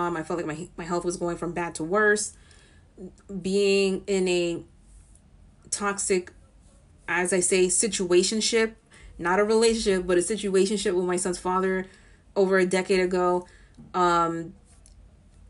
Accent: New York City, New York, United States; I'm born and raised in the Bronx, still in the Bronx

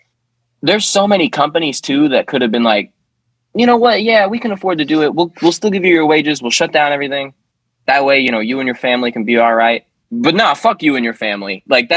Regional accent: United States; we as American people

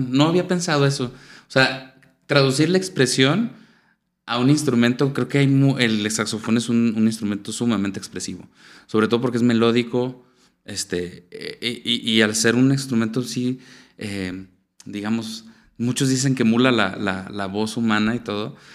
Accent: Venezuela; me siento venezolano, cocino arepas, hay mucha comida, toda la gastronomía venezolana. Es como recordar esa, infancia que, tan padre que tuve allá y que la pasé allá

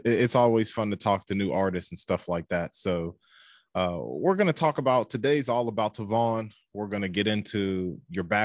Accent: Pittsburgh, Pennsylvania, United States; coming from Pittsburgh

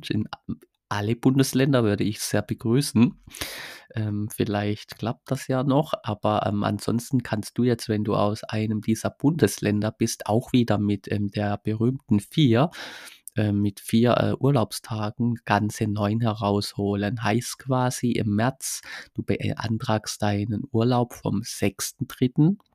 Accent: Baden-Württemberg, Germany; ich komme aus Baden-Württemberg, ich habe da jetzt etwas mehr Glück.

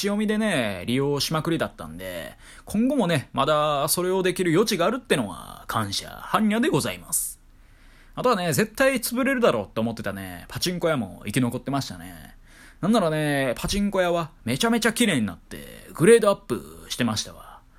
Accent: Kyoto, Japan; moved away; 京都市内のね、とある場所付近が、まあ、私の地元

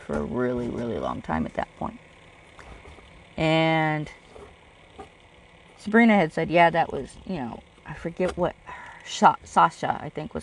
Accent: California, United States; I'm from California.

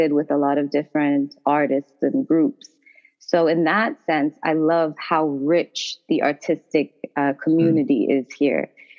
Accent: Toronto, Ontario, Canada; moved away as an adult; now in Washington, D.C., United States; I'm actually originally from Toronto, Ontario, Canada, and I've been in D.C. for the last 2 years now

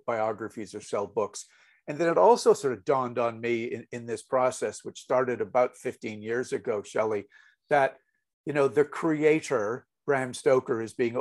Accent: Montreal, Quebec, Canada; I grew up in Montreal, Canada

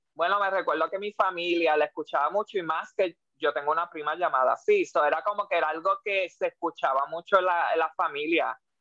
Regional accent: Puerto Rico; muchos puertorriqueños que escuchamos divas

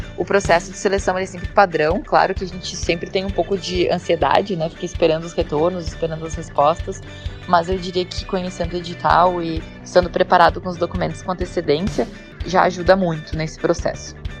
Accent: Brazil; eu sou brasileiro

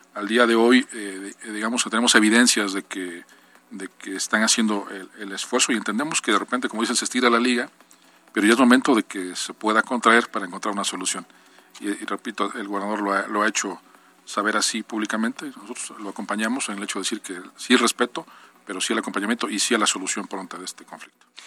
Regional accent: Acatzingo, Puebla, Mexico; como somos de la región, en mi caso soy de Acatzingo

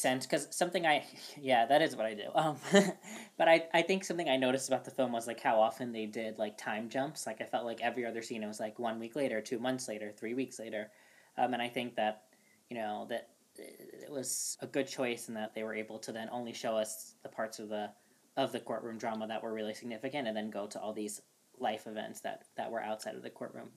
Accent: New York City, New York, United States; I'm born and raised in Brooklyn

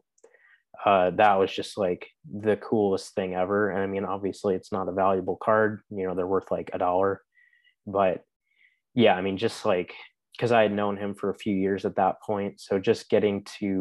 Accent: Chicago, Illinois, United States; moved away as an adult; also born or lived in Indiana; growing up in Chicago with hockey, it wasn't as common

